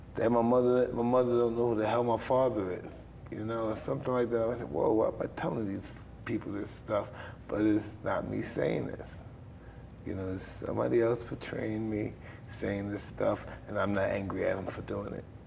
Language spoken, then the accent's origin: English; New York City, New York, United States; I come from Brownsville